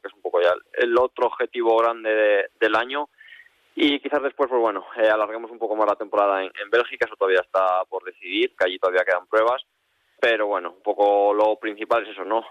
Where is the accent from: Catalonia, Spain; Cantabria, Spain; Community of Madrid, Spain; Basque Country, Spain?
Cantabria, Spain; Los Corrales de Buelna; mi pueblo, de aquí de Los Corrales